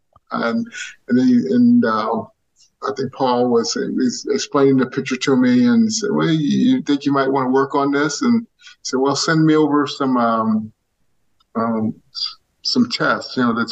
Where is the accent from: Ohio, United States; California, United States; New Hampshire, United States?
California, United States; Southern; we're from Southern California